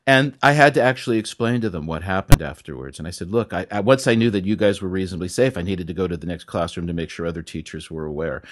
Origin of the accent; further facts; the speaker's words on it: California, United States; moved away; I'm from California